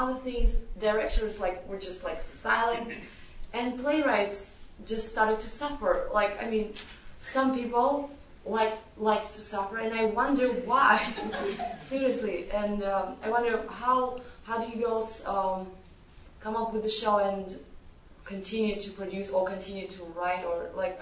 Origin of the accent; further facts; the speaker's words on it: Kazakhstan; moved away as an adult; I'm from Kazakhstan, so I came here 4 years ago